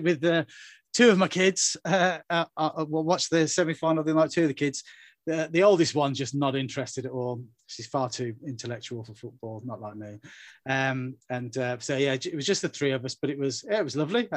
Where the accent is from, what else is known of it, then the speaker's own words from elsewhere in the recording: England, United Kingdom; I'm English to my marrow